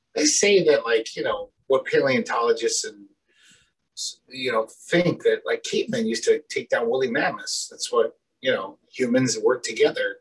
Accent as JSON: {"language": "English", "country": "United States", "tie": "born or raised there", "said": "we grew up in America"}